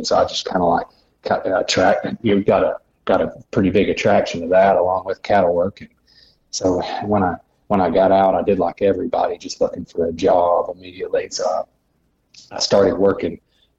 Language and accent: English; Searcy, Arkansas, United States; I grew up in Searcy, Arkansas, which is about an hour north of Little Rock, Arkansas.